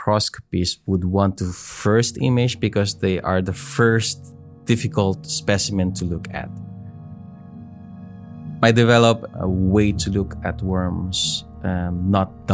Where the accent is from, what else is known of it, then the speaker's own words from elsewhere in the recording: Philippines; I am a Filipino